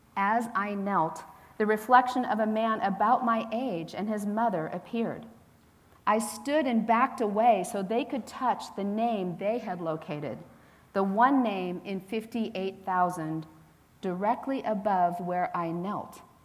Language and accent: English; Hillsborough, California, United States; moved away; When I was growing up in the San Francisco Bay Area, I didn't really grow up in the city, though my mother did. I'd say I was from the Bay Area